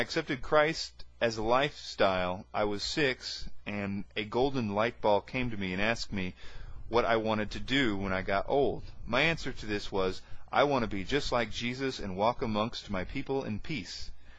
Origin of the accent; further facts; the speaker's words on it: Quebec, Canada; also born or lived in Vancouver / Toronto; Growing up in Canada and moving from Quebec to Vancouver and then to Toronto